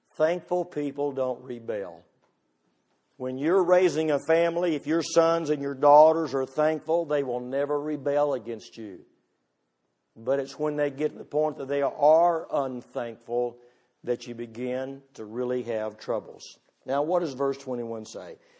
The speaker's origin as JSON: {"language": "English", "country": "United States", "said": "I'm all American"}